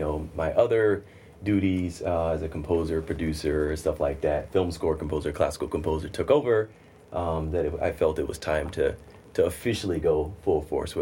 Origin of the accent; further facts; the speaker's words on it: Mississippi, United States; now in New York City, United States; I'm from Mississippi originally.